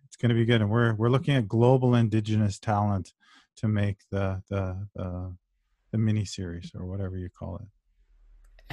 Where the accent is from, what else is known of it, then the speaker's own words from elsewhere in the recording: Brampton, Ontario, Canada; I was raised in Brampton